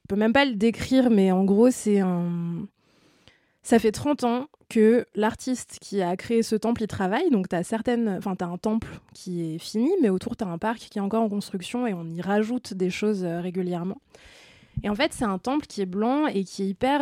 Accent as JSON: {"language": "French", "country": "France", "said": "en tant que Français et euh, membres de l'espace Schengen"}